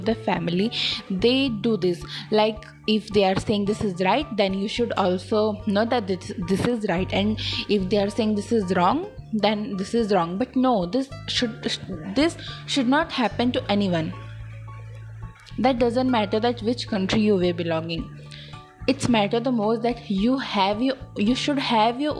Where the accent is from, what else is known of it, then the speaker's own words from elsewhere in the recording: India; I am from India